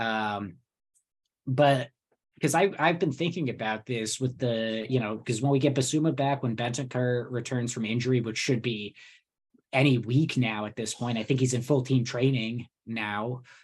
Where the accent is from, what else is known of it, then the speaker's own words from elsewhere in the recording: New Jersey, United States; I grew up in Jersey